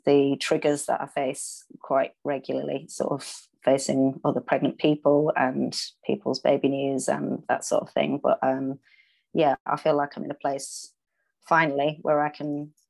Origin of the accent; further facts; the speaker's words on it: Leeds, Yorkshire and the Humber, United Kingdom; now in London, United Kingdom; I'm from Leeds originally, but I live in London with my husband.